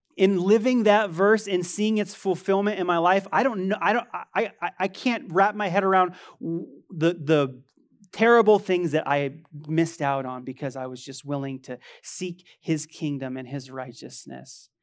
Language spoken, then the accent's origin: English; United States; I love being an American.